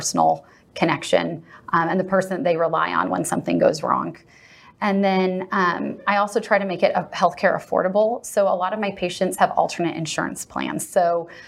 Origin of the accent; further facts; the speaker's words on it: Southern California, United States; now in Texas, United States; I grew up in Southern California, so Dana Point was a big part of my childhood.